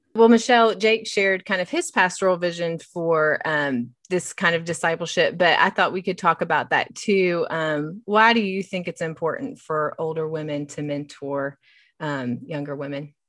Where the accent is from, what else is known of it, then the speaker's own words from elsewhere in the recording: West Virginia, United States; moved away as an adult; now in Knoxville, United States; I hail from West Virginia, but I've lived in Knoxville for thirteen years